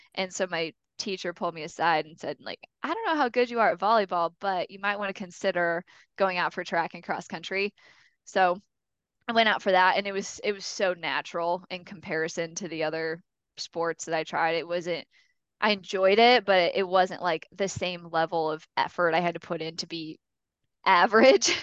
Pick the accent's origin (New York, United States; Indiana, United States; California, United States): Indiana, United States; Mishawaka; I grew up in Mishawaka, Indiana, which is up right by South Bend